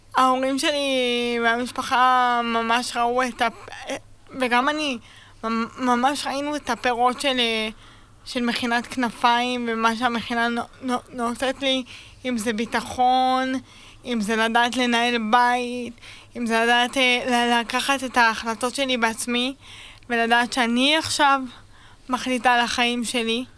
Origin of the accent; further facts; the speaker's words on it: Beit Shemesh, Jerusalem District, Israel; now in Sderot, Israel; במקור מבית שמש, והיום אני גרה בשדרות